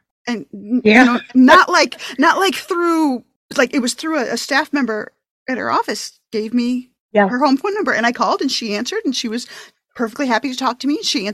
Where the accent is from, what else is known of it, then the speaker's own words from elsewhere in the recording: upstate New York, United States; now in Massachusetts, United States; I'm from New York originally, upstate New York